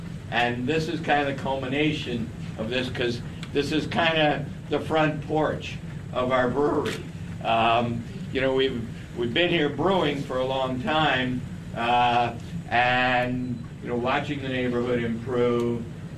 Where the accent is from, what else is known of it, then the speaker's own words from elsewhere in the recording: Cincinnati, Ohio, United States; I grew up here. I'm from Cincinnati. My dad was a brewmaster here. My grandfather was a brewmaster here.